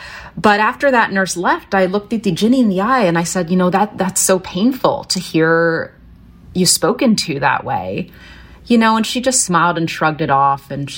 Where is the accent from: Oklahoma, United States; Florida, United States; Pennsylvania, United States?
Pennsylvania, United States; Philadelphia; You know, I was born in West Philly, and from the time I was really a toddler until we moved out to the countryside, there's a lot going on in West Philly.